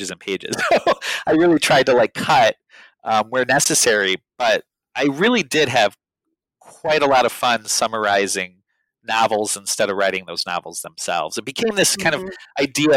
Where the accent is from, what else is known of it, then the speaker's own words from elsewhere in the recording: Chicago, Illinois, United States; I'd spent a lot of my life growing up in Chicago